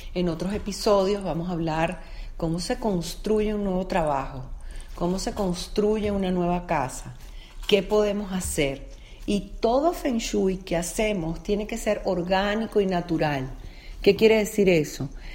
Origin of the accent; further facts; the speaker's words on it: Venezuela; por ser venezolana